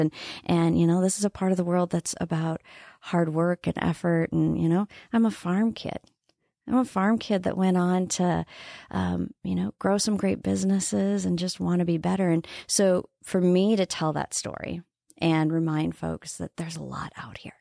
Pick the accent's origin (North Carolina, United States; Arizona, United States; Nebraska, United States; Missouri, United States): Nebraska, United States; Wayne; now in South Dakota, United States; I grew up in Wayne, Nebraska